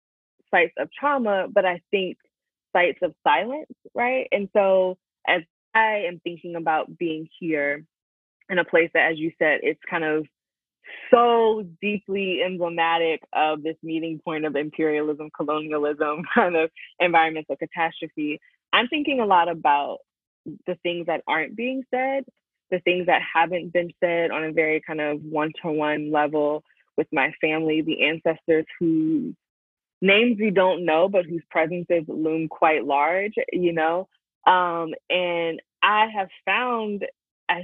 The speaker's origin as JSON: {"language": "English", "town": "Hampton", "region": "Virginia", "country": "United States", "tie": "born or raised there", "moved": "as an adult", "said": "growing up in the Hampton Roads"}